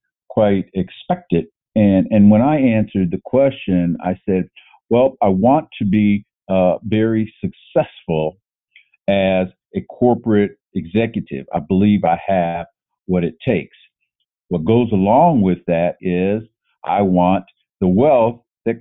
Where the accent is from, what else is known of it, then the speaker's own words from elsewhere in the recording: Northern Ohio, United States; I grew up in Northern Ohio, and that's football country